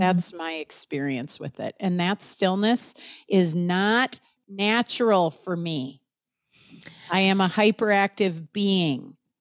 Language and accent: English; United States; as an American